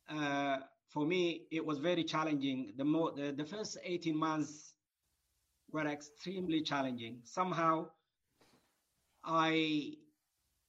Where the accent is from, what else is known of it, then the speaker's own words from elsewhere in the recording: Eritrea; now in United Kingdom; originally from Eritrea. I was born and grew in Eritrea